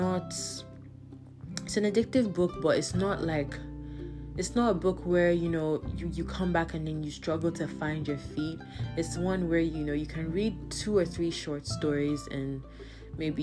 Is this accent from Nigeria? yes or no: yes; Nigeria; as a Nigerian